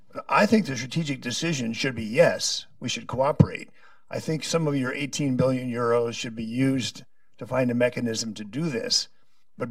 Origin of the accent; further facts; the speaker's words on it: United States; as an American